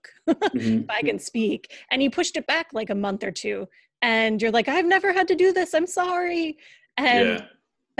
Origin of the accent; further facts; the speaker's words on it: Upper Peninsula of Michigan, United States; I'm from the Upper Peninsula